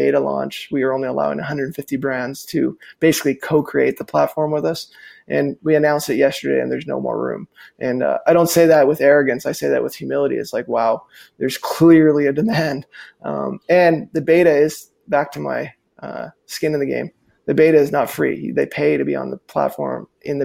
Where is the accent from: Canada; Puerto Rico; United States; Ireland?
Canada; Calgary, Alberta; my hometown where I'm sitting today